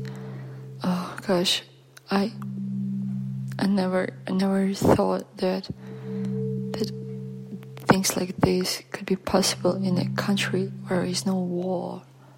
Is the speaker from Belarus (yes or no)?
yes; Belarus; English is a second language; moved away; I'm from Belarus